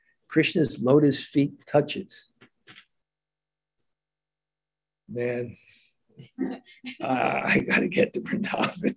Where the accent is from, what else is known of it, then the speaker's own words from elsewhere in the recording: New York, United States; I grew up in New York